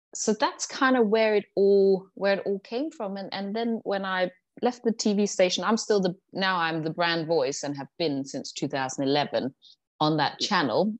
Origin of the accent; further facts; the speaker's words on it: Denmark; moved away as an adult; also born or lived in London; when I was 18, I moved to London from Denmark